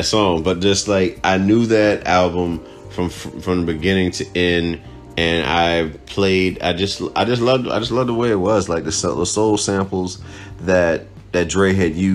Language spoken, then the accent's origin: English; Cuba; moved away; Growing up in Cuba